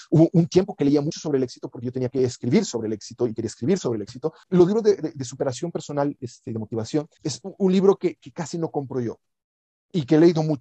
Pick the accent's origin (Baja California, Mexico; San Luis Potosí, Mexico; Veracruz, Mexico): San Luis Potosí, Mexico; Río Verde; En Río Verde se había muy poca televisión, o sea, yo crecí en Río Verde, San Luis Potosí, ahí donde empieza la Huasteca.